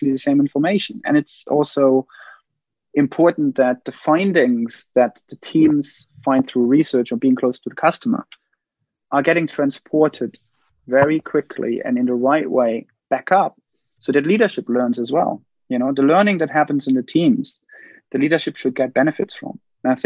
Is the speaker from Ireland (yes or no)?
no; Germany; now in United Kingdom; I'm from Germany. I live in the UK.